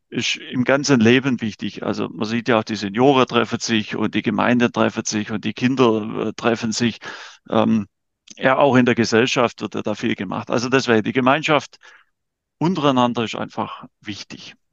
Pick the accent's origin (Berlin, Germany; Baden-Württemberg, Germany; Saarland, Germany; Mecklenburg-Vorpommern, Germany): Baden-Württemberg, Germany; Wittershausen; die erste Hälfte meines Lebens habe ich in Wittershause in Mühlbach verbracht, also bin ein Kind des Bezirks